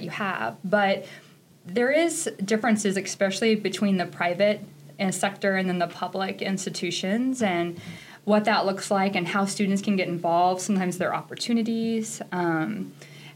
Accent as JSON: {"language": "English", "town": "Tekamah", "region": "Nebraska", "country": "United States", "tie": "born or raised there", "also_born_or_lived": "Kentucky / Texas", "moved": "as an adult", "lives_now": "Chadron, United States", "said": "I am from Takema, Nebraska. It's a small town in northeast Nebraska"}